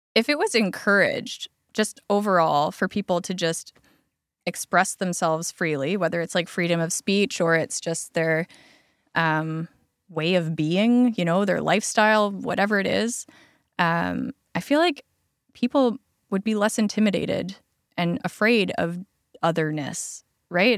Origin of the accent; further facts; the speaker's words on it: Alberta, Canada; now in Lower Mainland, Canada; I grew up in Alberta.